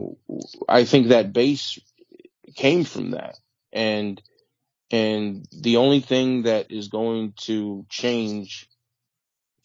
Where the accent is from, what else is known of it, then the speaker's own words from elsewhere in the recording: Northern California, United States; I grew up in Northern California